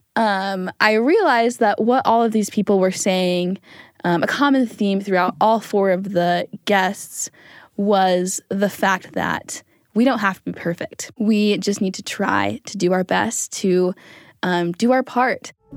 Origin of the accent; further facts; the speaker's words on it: Springville, Utah, United States; I'm from Springfield, Utah